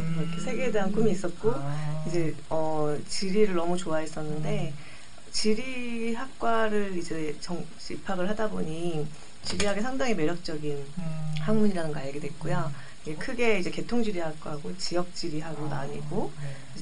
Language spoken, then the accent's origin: Korean; Jeju, South Korea; also born or lived in Seoul; 제 고향인 제주를 너무 사랑해요